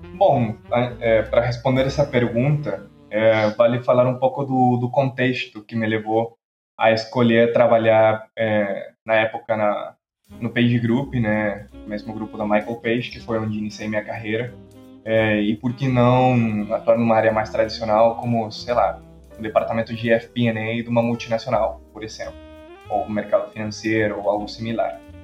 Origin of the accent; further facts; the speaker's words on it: Quito, Pichincha, Ecuador; Portuguese is a second language; moved away as an adult; also born or lived in Rio de Janeiro, Brazil; now in São Paulo, Brazil; Nasci e cresci no Equador